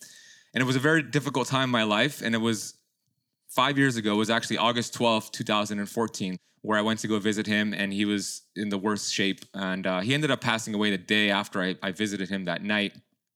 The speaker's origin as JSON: {"language": "English", "town": "Miami", "region": "Florida", "country": "United States", "tie": "born or raised there", "said": "my parents immigrated from Iran back in the 70s, and they had my sister and then me, and I was born here in Miami"}